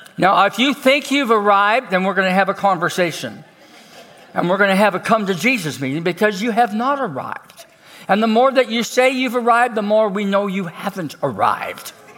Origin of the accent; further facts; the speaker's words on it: Canada; I'm from Canada